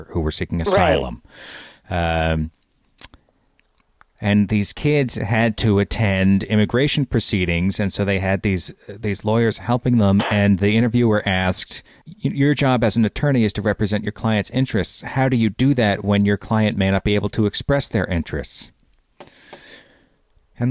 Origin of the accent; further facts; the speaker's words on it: United States; me as an American